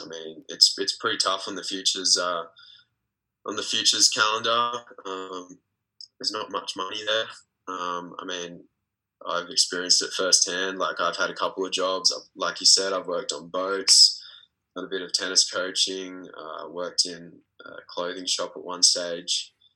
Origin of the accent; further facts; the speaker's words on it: Australia; also born or lived in Belgrade, Serbia; being an Australian tennis player.